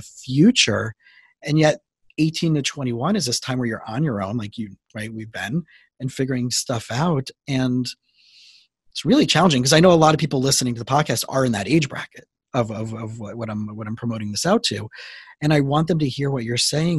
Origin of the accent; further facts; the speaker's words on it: South Florida, United States; also born or lived in Israel / Princeton, New Jersey; I grew up here in South Florida